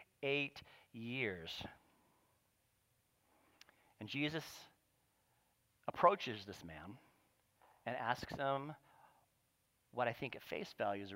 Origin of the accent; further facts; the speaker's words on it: Ventura, California, United States; I grew up here in Ventura. I went to Balboa Middle School